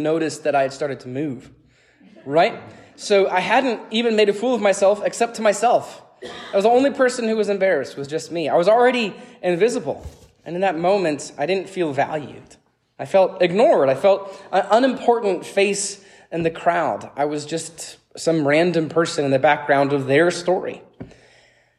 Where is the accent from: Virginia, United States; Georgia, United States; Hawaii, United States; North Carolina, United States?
Georgia, United States; Atlanta; moved away as an adult; also born or lived in Pittsburgh, Pennsylvania / Tennessee; I grew up in Gwinnett County in the 1990s